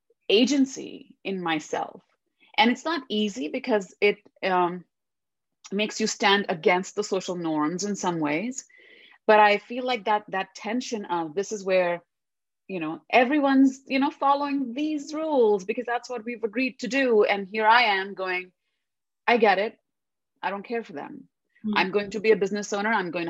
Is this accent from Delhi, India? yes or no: yes; Delhi, India; first language Hindi; English is a second language; moved away as an adult; now in United States; in my own life growing up in Delhi